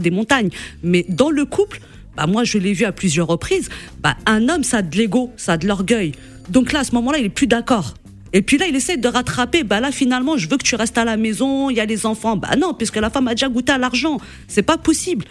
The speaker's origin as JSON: {"language": "French", "country": "Morocco", "said": "je suis du Maroc"}